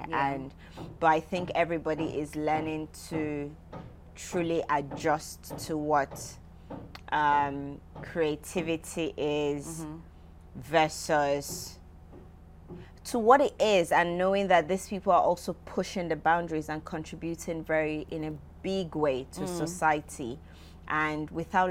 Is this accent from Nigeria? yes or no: yes; Nigeria; I'm a Nigerian woman.